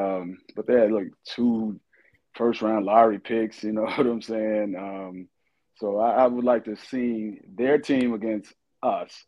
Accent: Kentucky, United States; I'm from Kentucky

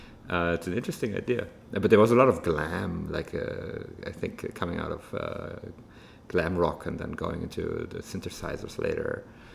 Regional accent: Germany; especially growing up in Germany, actually

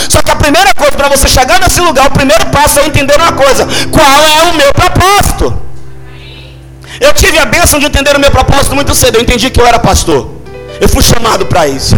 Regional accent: Salvador, Bahia, Brazil; Eu nasci aqui no Iperba. Meu primeiro emprego foi em Brotas.

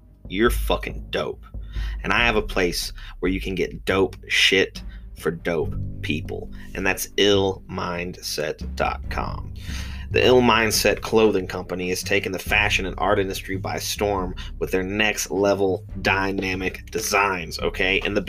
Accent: Rockledge, Florida, United States; also born or lived in Laurel County, Kentucky; I was born in Rockledge, Florida on December 2nd, 1992. But I didn't spend my life in Florida. In fact, I didn't spend my life in one location at all. I moved every 6 months, mostly between Brevard County, Florida, and Laurel County, Kentucky

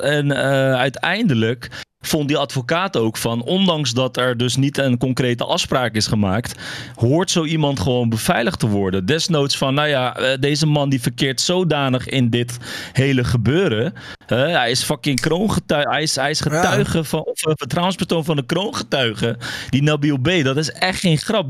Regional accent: Morocco; now in Netherlands; ik kom zelf uit Marokko

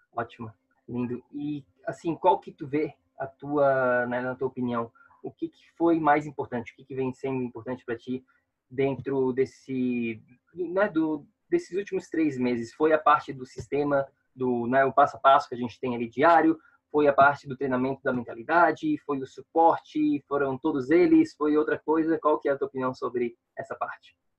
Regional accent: Florianópolis, Santa Catarina, Brazil; moved away as an adult; now in New York, United States; eu sou de Florianópolis

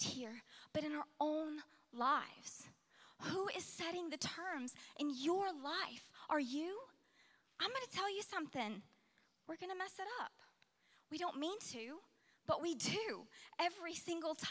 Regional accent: Alaska, United States; now in Oklahoma, United States; I spent the majority of my formative years growing up in Alaska

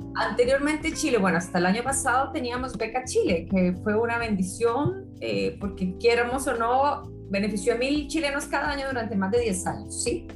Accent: Colombia; moved away; also born or lived in Australia / England; Soy colombiana

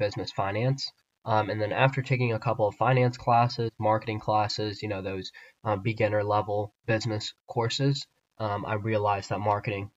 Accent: Columbus, Ohio, United States; I grew up here in the Columbus, Ohio area

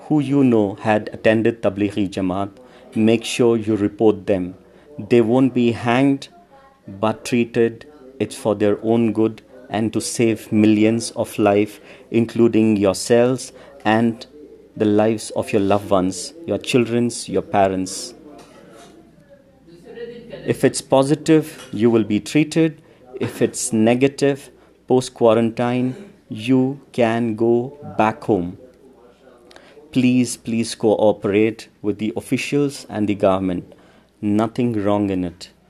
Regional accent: India; as an Indian

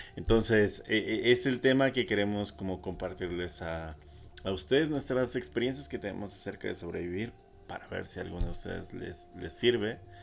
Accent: Coacalco, State of Mexico, Mexico; also born or lived in Ecatepec (Tulpetlac), State of Mexico; yo toda mi infancia y adolescencia vivía en Coacalco

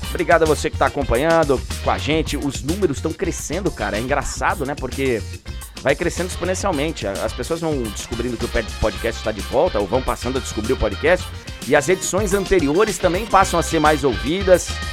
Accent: São Paulo, Brazil; also born or lived in Rio de Janeiro / Salvador; morei muitos anos no Rio, morei muitos anos em Salvador, tá? mas eu sou de São Paulo, moro em São Paulo

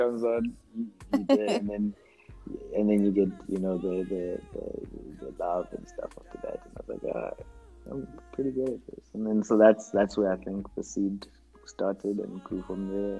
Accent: Eastern Cape, South Africa; I'm from South Africa, grew up, born in the Eastern Cape.

